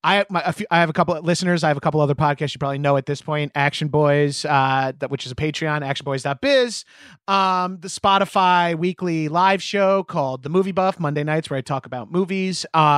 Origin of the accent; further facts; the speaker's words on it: New York, United States; yeah, I'm from Long Island.